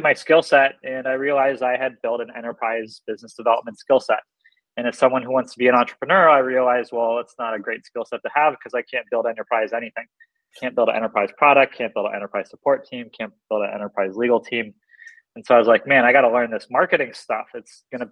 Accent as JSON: {"language": "English", "town": "Seattle", "region": "Washington", "country": "United States", "said": "I'm from Seattle"}